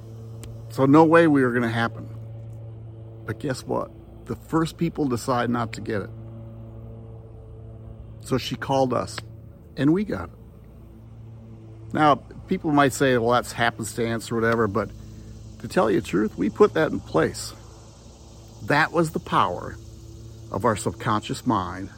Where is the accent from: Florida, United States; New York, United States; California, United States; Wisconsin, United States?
Wisconsin, United States; moved away as an adult; now in Tennessee, United States; I'm from Wisconsin, and I taught in Northwestern Wisconsin for a long time